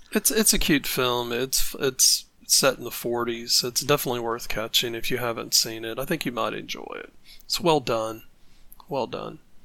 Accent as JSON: {"language": "English", "country": "United States", "said": "I'm coming from the American side here"}